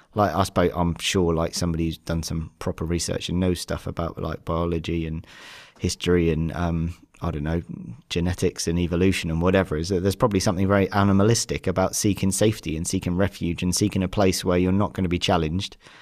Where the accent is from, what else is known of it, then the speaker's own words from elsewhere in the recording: Devon, South West England, United Kingdom; I've grown up in a very white centric, um, lower middle class um, environment, kind of where I grew up down in Devon